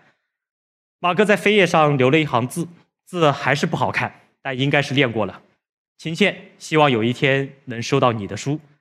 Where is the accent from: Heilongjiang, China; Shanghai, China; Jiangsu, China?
Jiangsu, China; a village in northern; also born or lived in Suzhou; 我从小生活在农村，这就是我生活的小村子，啊，这是我们家门口一个苏北特别普通的小村子